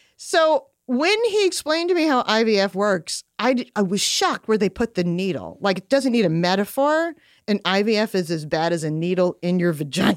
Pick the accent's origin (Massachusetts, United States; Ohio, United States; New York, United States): New York, United States; Long Island; I grew up on Long Island